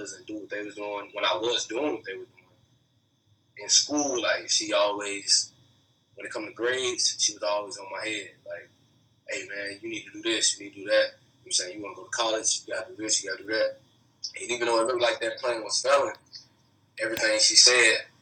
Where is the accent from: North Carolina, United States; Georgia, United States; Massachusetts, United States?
North Carolina, United States; I was born in North Carolina